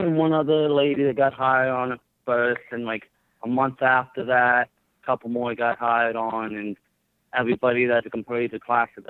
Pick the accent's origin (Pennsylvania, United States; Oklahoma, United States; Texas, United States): Pennsylvania, United States; Greene County; I grew up in Green County, Pennsylvania.